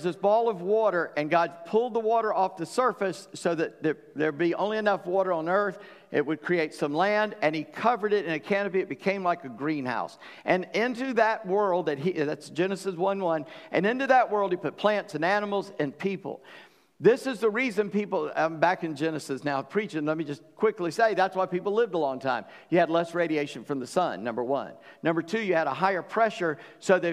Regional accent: Charleston, United States; I grew up in Charleston

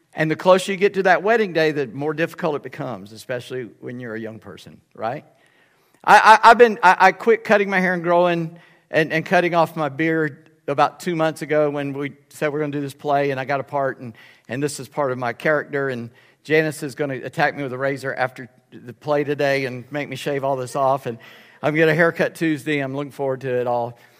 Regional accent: Charleston, South Carolina, United States; I'm from Charleston. We had gators there

